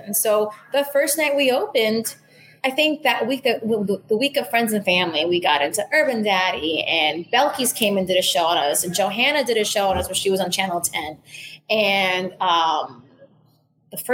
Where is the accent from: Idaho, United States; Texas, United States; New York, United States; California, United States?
New York, United States; New York City; moved away as an adult; also born or lived in San Juan, Puerto Rico; now in Miami, United States; I grew up in Manhattan also